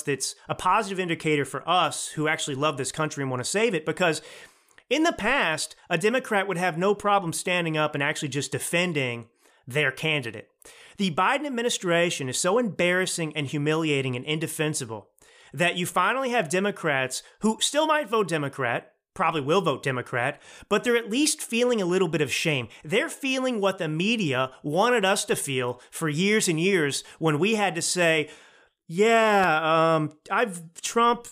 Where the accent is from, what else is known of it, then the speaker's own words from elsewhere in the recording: Texas, United States; moved away as an adult; also born or lived in New York / Los Angeles / Milan, Italy; I grew up in Texas